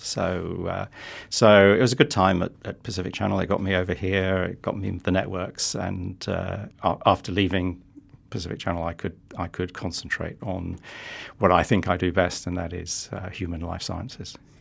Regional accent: London, United Kingdom; moved away as an adult; also born or lived in Netherlands / United States; now in New Zealand; I start life in London, born and bred in London.

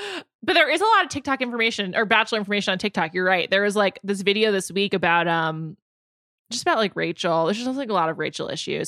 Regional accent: New York City, New York, United States; also born or lived in Chicago / San Francisco / Los Angeles; I know I sound like an ignorant northerner, but like, it's all I know, you know, I grew up in New York City.

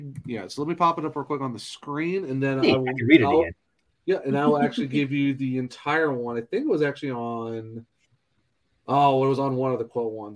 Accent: Northeast Ohio, United States; now in South Carolina, United States; I'm from Northeast Ohio.

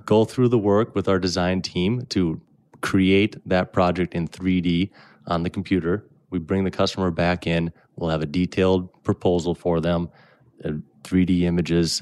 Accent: Brainerd, Minnesota, United States; also born or lived in Bemidji; I was born in Brainerd. Um, I still live up in Brainerd today, just a little south of Nisswa. Grew up there

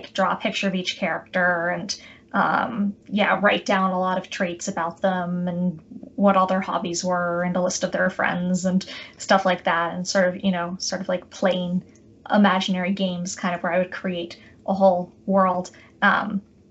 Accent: outside of Boston, Massachusetts, United States; moved away as an adult; also born or lived in Chicago / New York City; I grew up outside of Boston, Massachusetts

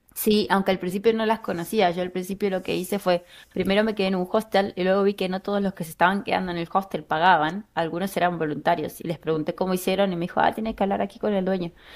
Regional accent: Buenos Aires Province, Argentina; moved away as an adult; now in Berlin, Germany; Soy de la provincia de Buenos Aires y me fui de Argentina en el 2015

